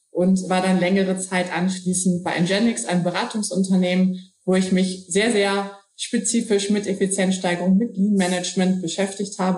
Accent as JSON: {"language": "German", "region": "Hamburg", "country": "Germany", "said": "Ähm, ich bin Hamburgerin, deshalb hat mich mal der Hafen in die Logistik gebracht."}